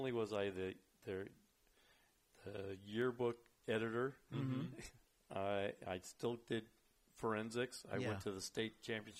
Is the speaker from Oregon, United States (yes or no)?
no; Richmond, California, United States; I grew up in Richmond.